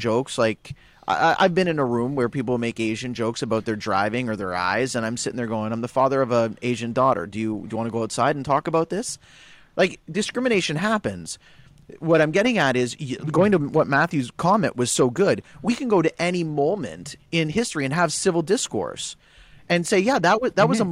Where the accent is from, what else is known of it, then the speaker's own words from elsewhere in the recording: Guelph, Ontario, Canada; I grew up in Guelph, right. I grew up in Little Italy